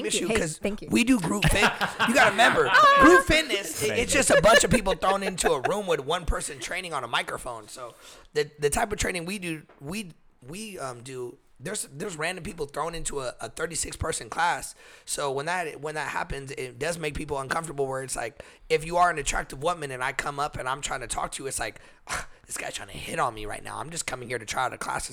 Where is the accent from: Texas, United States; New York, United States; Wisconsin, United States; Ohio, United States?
Texas, United States; now in California, United States; I'm from Texas.